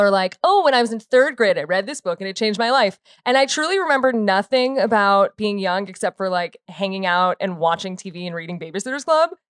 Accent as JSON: {"language": "English", "town": "Chicago", "region": "Illinois", "country": "United States", "said": "I'm from Chicago."}